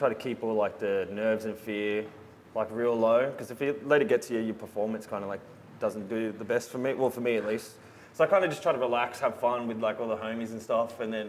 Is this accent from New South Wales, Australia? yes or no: yes; Sydney, New South Wales, Australia; I'm from Sydney. In a small place called Padstow